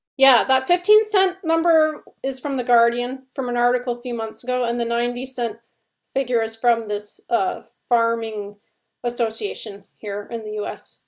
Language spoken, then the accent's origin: English; Canada; now in United States; we're Canadian, we live in the States